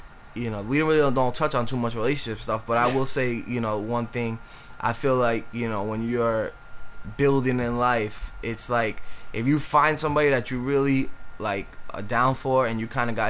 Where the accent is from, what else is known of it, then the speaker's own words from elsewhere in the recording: New York City, New York, United States; I'm from the Bronx.